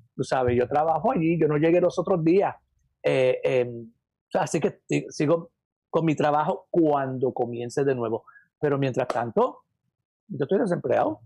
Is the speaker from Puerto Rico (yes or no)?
yes; Puerto Rico; moved away as an adult; also born or lived in New York, United States; now in United States; yo no nací en Puerto Rico, yo nací acá en Estados Unidos, yo nací en Nueva York. Este, yo soy New Yorkican